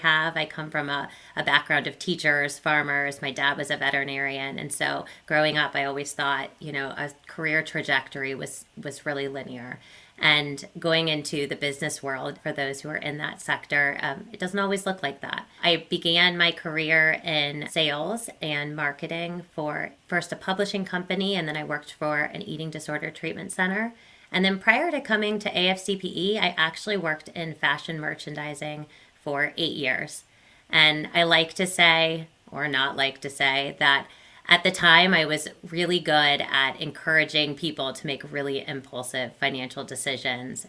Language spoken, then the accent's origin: English; Ohio, United States; also born or lived in Indiana; I grew up in Ohio. I'm an Ohio native